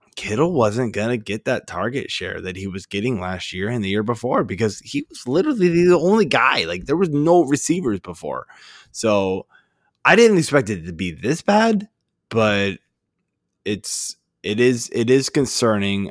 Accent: Burke, Virginia, United States; moved away as an adult; now in Maryland, United States; like Fairfax, Burke, Virginia is where I grew up

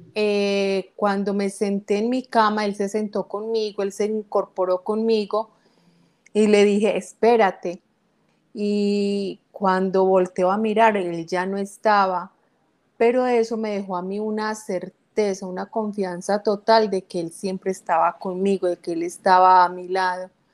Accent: Guatapé, Antioquia, Colombia; Guatapé, que es mi pueblo natal

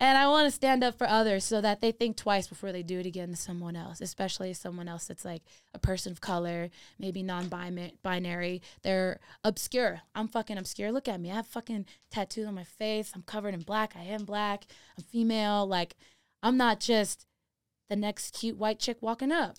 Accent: Redondo Beach, California, United States; moved away as an adult; now in Denver, United States; I grew up in Redondo Beach.

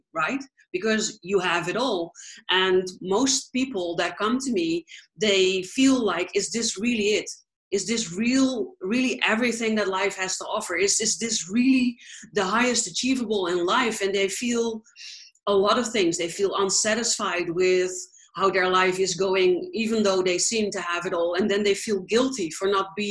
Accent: Netherlands; moved away; I am from the Netherlands originally, but I travel

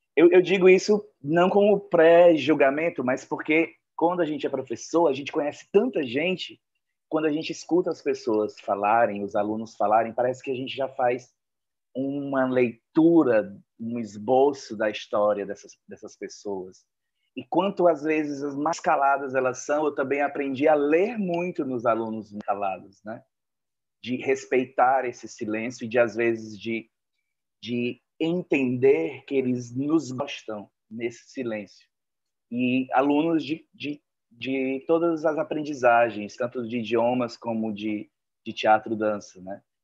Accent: Joinville, Santa Catarina, Brazil; Sou de Joinville

